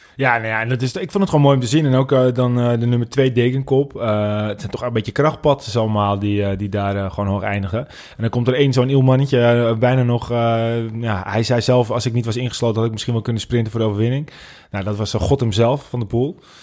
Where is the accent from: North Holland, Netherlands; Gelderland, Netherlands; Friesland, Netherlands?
North Holland, Netherlands; accent: Noord-Hollands, West-Fries; We komen helemaal uit Noord-Holland